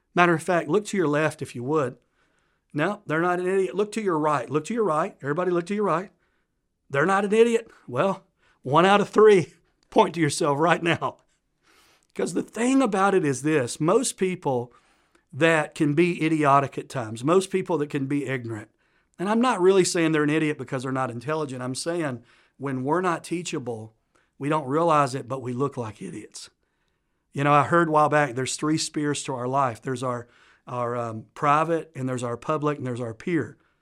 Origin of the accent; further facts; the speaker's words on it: Tennessee, United States; accent: Southern U.S.; I'm from the South, a place called Tennessee. Probably picked up, I'm from Southern U.S. by my accent. And we grow up learning manners